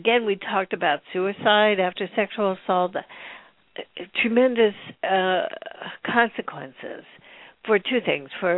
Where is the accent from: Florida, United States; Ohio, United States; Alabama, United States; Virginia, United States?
Ohio, United States; Columbus; I'm from Ohio.